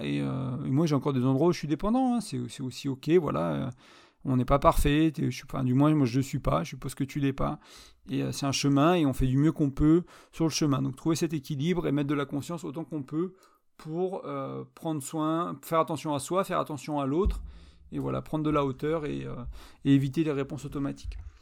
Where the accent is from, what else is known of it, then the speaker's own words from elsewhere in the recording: France; elle était serbe, j'étais français, on parlait en anglais